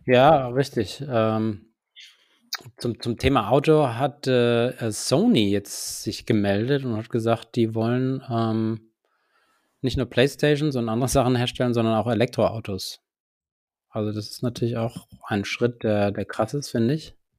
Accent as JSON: {"language": "German", "region": "Hesse", "country": "Germany", "said": "als Hesse"}